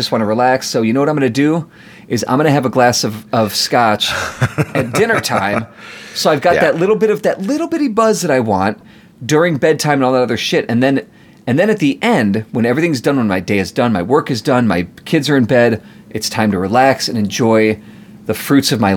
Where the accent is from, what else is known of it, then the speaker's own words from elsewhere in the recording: United States; I'm an American